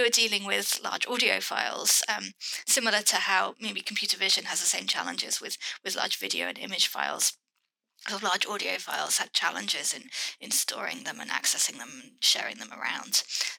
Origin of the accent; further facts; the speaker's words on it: United Kingdom; I have lived in the UK all my life.